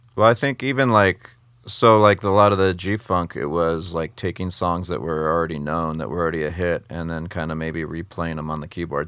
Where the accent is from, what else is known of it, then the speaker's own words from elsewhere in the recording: San Jose, California, United States; growing up in San Jose, California, which is next to San Francisco, um, West Coast